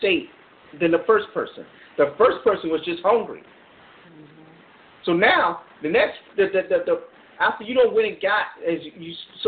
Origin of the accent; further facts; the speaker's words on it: Florida, United States; I'm from Florida